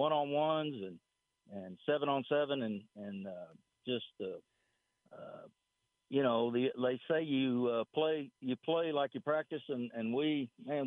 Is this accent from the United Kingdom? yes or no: no; West Texas, United States; growing up in West Texas